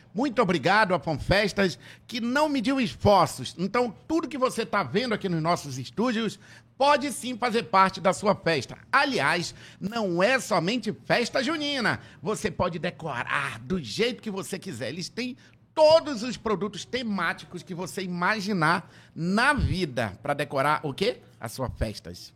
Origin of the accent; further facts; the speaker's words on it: Tefé, Amazonas, Brazil; quando eu era criança lá em Tefé